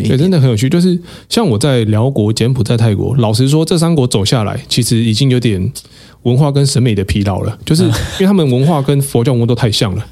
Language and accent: Chinese; Taiwan; 我是台湾人